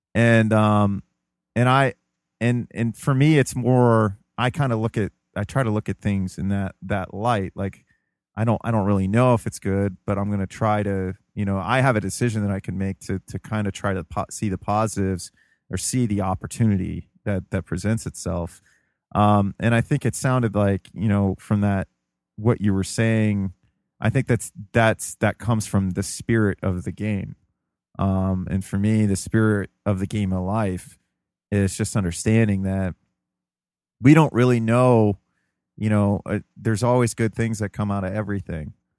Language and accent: English; United States; also born or lived in Ohio; as an American, you know, um, our main religion is individualism